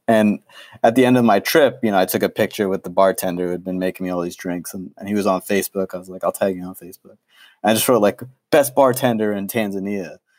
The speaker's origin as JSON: {"language": "English", "town": "New York City", "region": "New York", "country": "United States", "tie": "born or raised there", "said": "I grew up in New York City"}